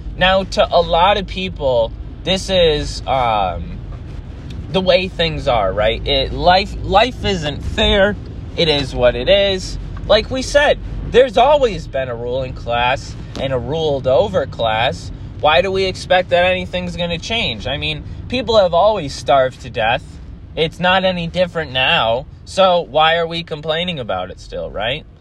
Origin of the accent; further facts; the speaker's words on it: United States; I grew up in America